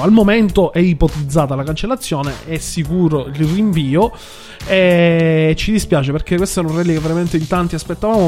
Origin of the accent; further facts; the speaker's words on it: Sicily, Italy; accent: Sicilian; moved away; also born or lived in Milan; non l'avete sentito che sto siciliano? Non si sente? Eh, eh, cerco di camuffarlo